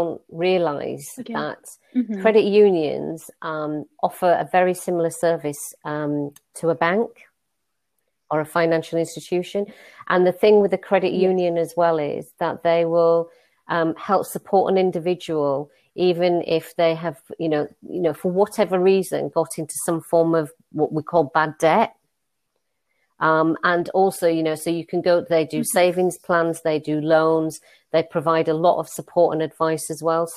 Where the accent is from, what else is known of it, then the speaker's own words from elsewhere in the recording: Leeds, Yorkshire and the Humber, United Kingdom; accent: northern; I'm from Leeds, you probably can tell by my northern accent, and Leeds has got a really famous big market, and I used to work in the markets